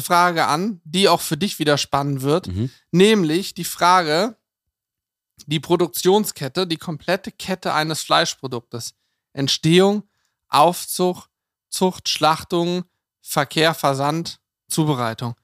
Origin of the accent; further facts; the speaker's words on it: Lower Saxony, Germany; bei uns in Niedersachsen